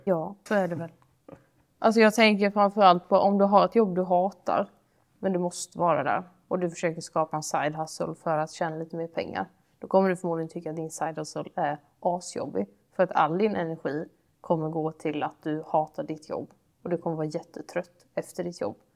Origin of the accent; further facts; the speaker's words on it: Sweden; Vi är väldigt sällan svenskar som pratar på det sättet